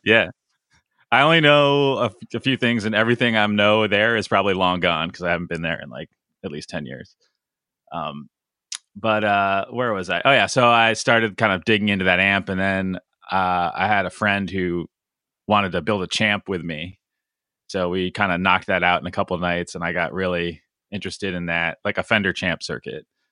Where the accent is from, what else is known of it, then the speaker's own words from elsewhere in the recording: Connecticut, United States; I grew up in Connecticut